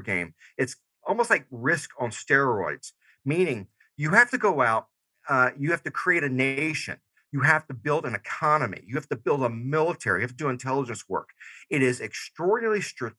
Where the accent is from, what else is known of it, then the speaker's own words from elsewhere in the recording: Georgia, United States; moved away; I'm originally from Georgia. So I still say y'all